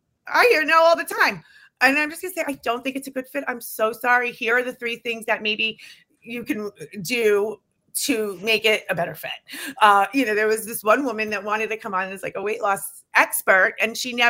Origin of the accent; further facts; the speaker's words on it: New York City, New York, United States; I come from Queens, New York